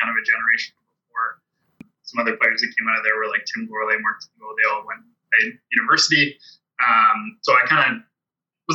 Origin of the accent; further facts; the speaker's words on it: Grande Prairie, Alberta, Canada; I grew up in Grand Prairie